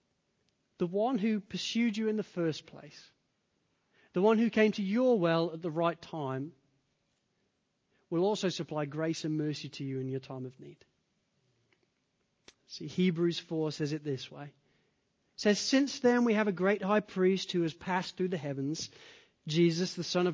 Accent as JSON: {"language": "English", "country": "United Kingdom", "moved": "yes", "lives_now": "United States", "said": "as a Brit because we specialize in it. You know, Poms, we are whinging Poms for a reason. I remember when I first arrived in America"}